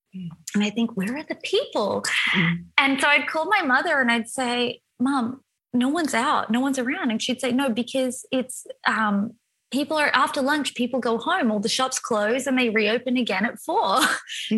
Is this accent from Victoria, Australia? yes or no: no; Wollongbar, New South Wales, Australia; moved away as an adult; also born or lived in Sydney, Australia; now in Italy; I grew up in Wollongbar, which is a tiny little town of about, I think it's a couple thousand people, maybe it's bigger now, in Ballinashire, which is right beneath Byron Bay.